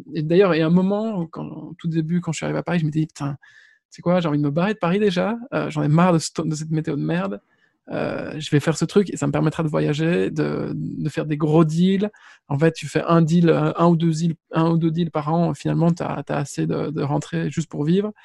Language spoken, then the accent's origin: French; Belgium; on est belge